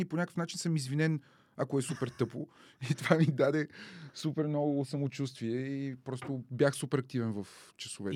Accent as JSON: {"language": "Bulgarian", "town": "Dimitrovgrad", "region": "Haskovo Province", "country": "Bulgaria", "also_born_or_lived": "Carbondale, Illinois, United States", "moved": "yes", "said": "аз съм от Димитровград"}